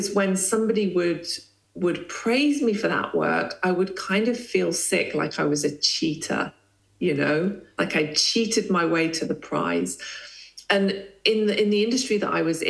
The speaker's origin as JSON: {"language": "English", "country": "Lesotho", "tie": "born or raised there", "moved": "yes", "said": "I grew up in the Kingdom of Lesotho in Southern Africa"}